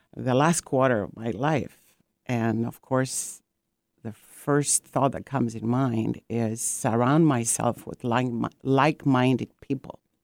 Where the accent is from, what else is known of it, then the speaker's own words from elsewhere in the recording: Greece; now in Seattle, United States; I am from Greece and my ancestors are from the island of Corfu. And um, I've been in um, Seattle in U.S. for about 45 years now